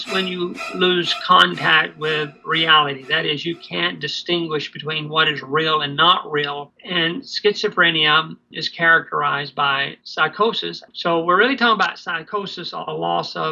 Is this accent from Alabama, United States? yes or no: yes; Birmingham, Alabama, United States; moved away as an adult; also born or lived in Manitoba, Canada; now in Canada; I was born in Birmingham, Alabama in 1952 and moved to Canada in 1985